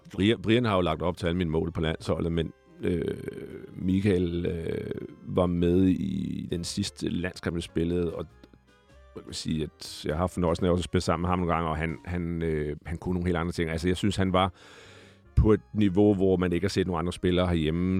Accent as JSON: {"language": "Danish", "town": "Glostrup", "region": "Capital Region of Denmark", "country": "Denmark", "tie": "born or raised there", "also_born_or_lived": "Ballerup", "said": "så er jeg jo født i Glostrup. Jeg er jo Vestegns-dreng, øh, opvokset i nogle år i Ballerup også"}